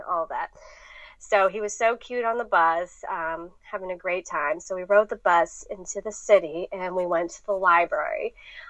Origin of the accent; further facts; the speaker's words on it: Wheeling, West Virginia, United States; moved away as an adult; now in Raleigh, United States; I've been here 11 years now. I'm from Wheeling, West Virginia.